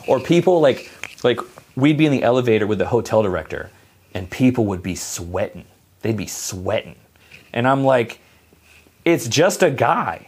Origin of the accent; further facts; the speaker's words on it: United States; I'm American